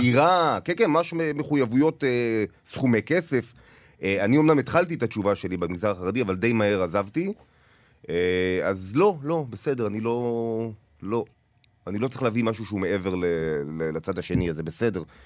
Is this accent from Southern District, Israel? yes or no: no; Tel Aviv, Tel Aviv District, Israel; also born or lived in Paris; נולדתי לא רחוק, ב- בתל אביב, ליד, אה, כיכר המדינה